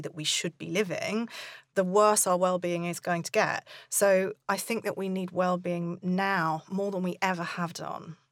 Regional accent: United Kingdom; we're British

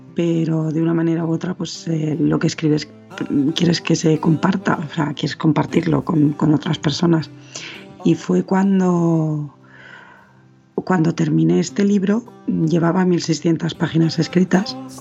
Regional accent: Madrid, Community of Madrid, Spain; madrileña, nací en Madrid, en España

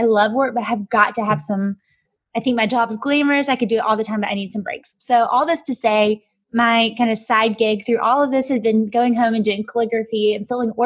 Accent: Alabama, United States; moved away as an adult; now in Atlanta, United States; I grew up, hence my accent, in Alabama

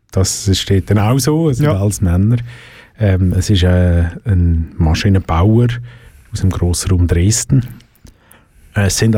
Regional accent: Switzerland

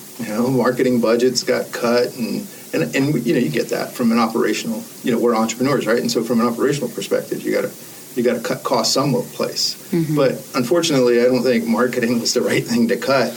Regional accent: New York City, New York, United States; also born or lived in Germany; I grew up in the Bronx. I grew up in a predominantly Black Hispanic neighborhood

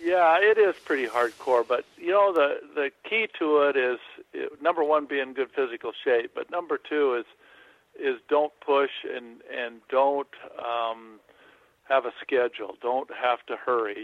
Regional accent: Montana, United States; also born or lived in Hawaii; I grew up in Montana

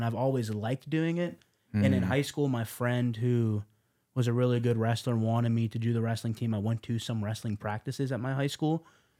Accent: Las Vegas, Nevada, United States; I've always been a Mike Tyson fan since a kid because I grew up in Las Vegas.

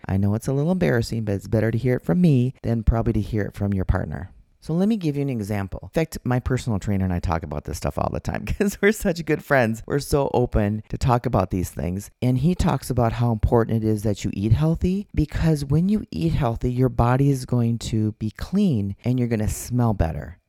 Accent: Minnesota, United States; now in Arizona, United States; I'm from Minnesota

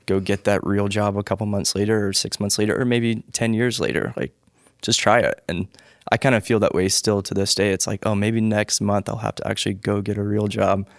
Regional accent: Charlotte, North Carolina, United States; I was born in Charlotte

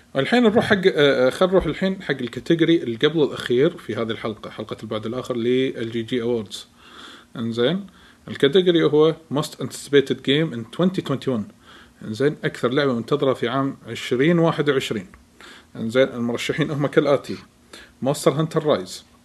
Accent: Kuwait; عندنا بالكويت

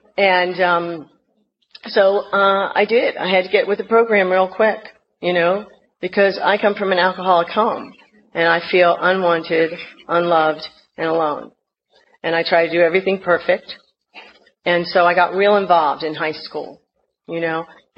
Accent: North Carolina, United States; born there; I was born in North Carolina, and I had a real thick accent.

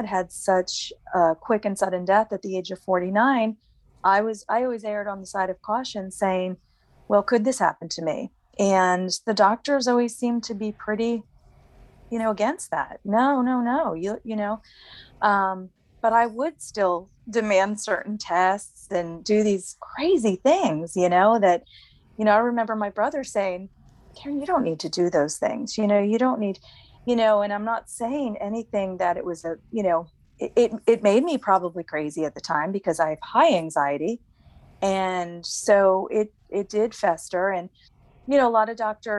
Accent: New Jersey, United States; moved away as an adult; now in North Carolina, United States; Right now, I'm living in North Carolina. I'm originally from New Jersey. I've been here about 8 years

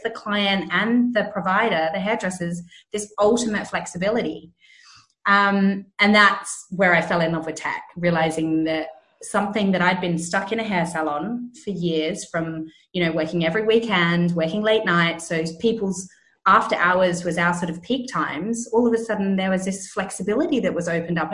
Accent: Australia; moved away as an adult; now in London, United Kingdom; I'm originally Australian. I had a salon back in Australia

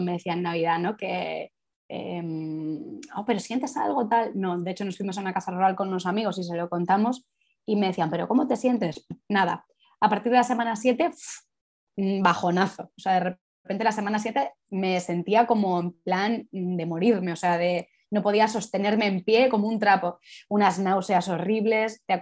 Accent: Madrid, Community of Madrid, Spain; soy de Madrid y vivo en Madrid

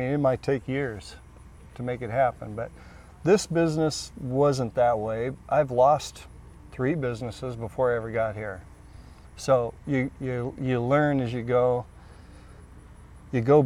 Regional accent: Iowa, United States; now in Missouri, United States; From Iowa

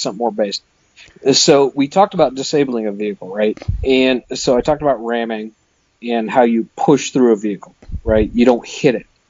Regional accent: Midwest, United States; I'm from the Midwest.

